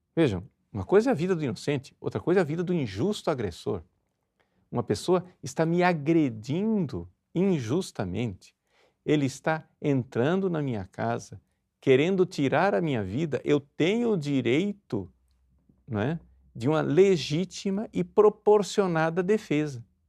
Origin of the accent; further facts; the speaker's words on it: Brazil; nós, brasileiros